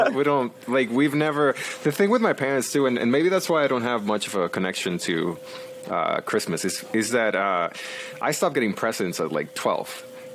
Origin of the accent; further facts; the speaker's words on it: Mexico; born there; because my dad's from Mexico. I was born in Mexico too.